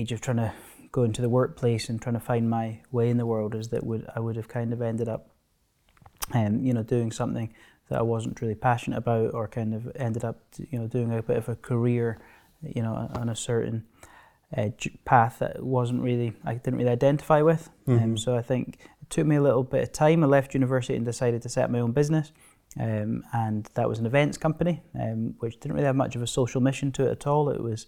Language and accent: English; Stirling, Scotland, United Kingdom; I grew up just near Stirling, close to Blair Drummond Safari Park.